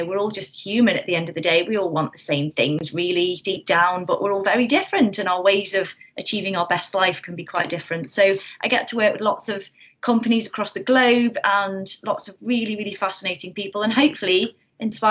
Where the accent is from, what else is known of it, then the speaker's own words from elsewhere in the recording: North Staffordshire, West Midlands, United Kingdom; I'm from North Staffordshire originally, from a little village